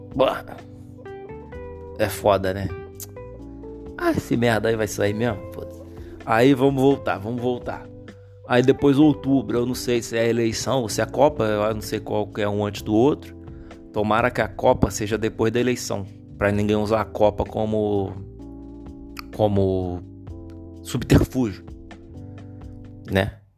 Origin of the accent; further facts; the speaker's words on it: Rio de Janeiro, Brazil; eu nasci no Rio de Janeiro